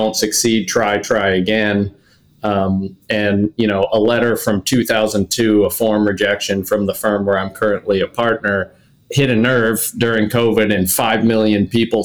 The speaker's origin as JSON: {"language": "English", "region": "Kentucky", "country": "United States", "also_born_or_lived": "Vermont / Berkeley, California", "moved": "as an adult", "lives_now": "Madison, United States", "said": "I'm from Kentucky originally"}